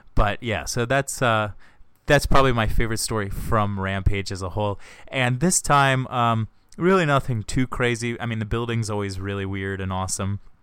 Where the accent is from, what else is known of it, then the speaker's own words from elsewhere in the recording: Ocean City, United States; my hometown of Ocean City